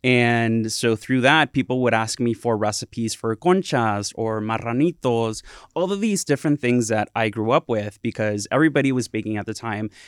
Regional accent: Santa Ana, California, United States; also born or lived in Humboldt State (Arcata, California); I grew up in Southern California, in Santana, and I was there for eighteen years

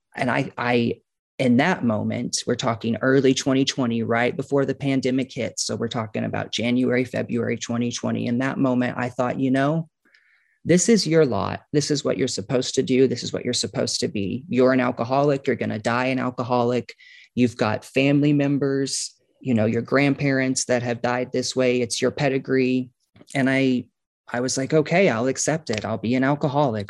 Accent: Kansas City, Missouri, United States; I grew up on a farm outside of Kansas City

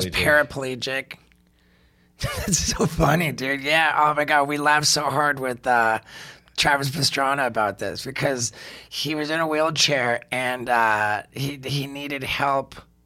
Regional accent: England, United Kingdom; born there; also born or lived in United States; Yeah, when I was we moved back to England. I was born in England.

